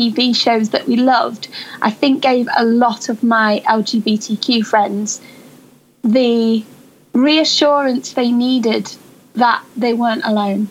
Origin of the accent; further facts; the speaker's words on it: Macclesfield, North West England, United Kingdom; I was brought up in Macclesfield, just outside of Manchester